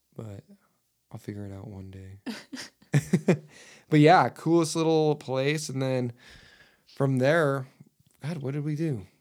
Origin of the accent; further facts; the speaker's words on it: Utah, United States; I'm from Utah.